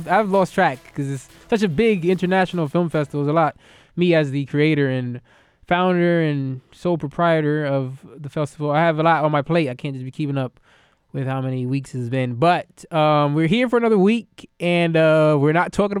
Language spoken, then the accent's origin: English; United States; I'm an American